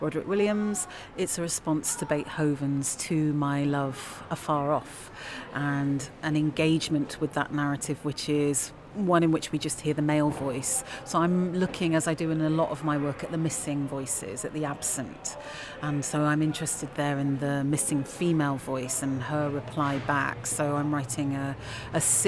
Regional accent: London, United Kingdom; moved away as an adult; now in Leeds, United Kingdom; I'm a Londoner, and London is also my home.

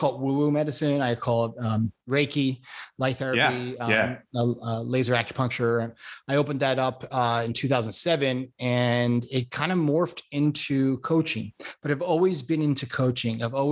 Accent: South Florida, United States; moved away as an adult; also born or lived in Connecticut / Long Island Sound; now in Santa Barbara, United States; I was born in Connecticut, grew up on Long Island Sound and South Florida. I went to school back in Florida, college, UF, and also high school

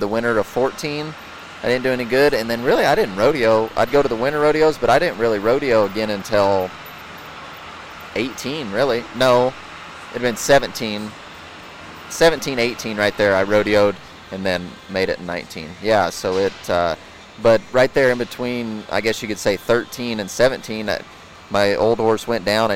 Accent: Yuma, Colorado, United States; now in Morgan Mill, United States; I was raised in Yuma my whole life.

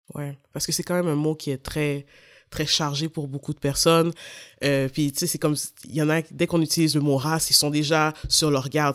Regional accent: Montreal, Quebec, Canada; je suis née, je suis à Sainte-Justine, j'ai grandi en banlieue de Montréal

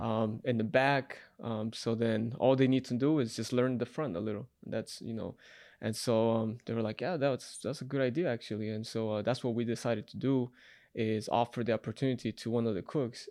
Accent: Utah, United States; moved away as an adult; also born or lived in Salt Lake City, Utah / Ogden, Utah / Moab, Utah; now in Las Vegas, United States; I'm from Utah

